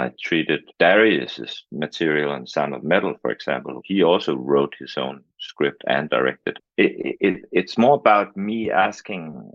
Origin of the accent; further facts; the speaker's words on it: Denmark; I'm from Denmark.